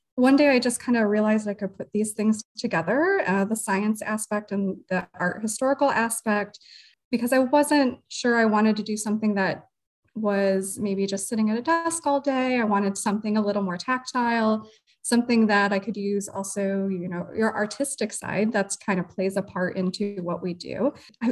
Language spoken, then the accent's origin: English; Oregon, Ohio, United States; also born or lived in Toledo, Ohio; I am a Toledo native. I actually was born in Toledo, but grew up in Oregon. So out by the lake area